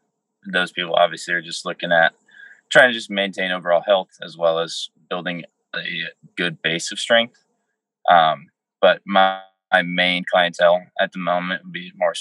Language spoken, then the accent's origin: English; Wichita, Kansas, United States; moved away as an adult; also born or lived in Florida / Iowa; now in Des Moines, United States; So I'm from Wichita, Kansas. Born there, and then we moved to Florida and moved back.